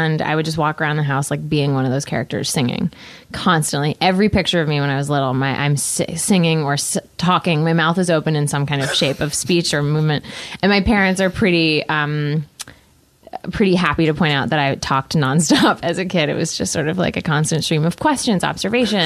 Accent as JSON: {"language": "English", "region": "Connecticut", "country": "United States", "tie": "born or raised there", "said": "I grew up in Connecticut"}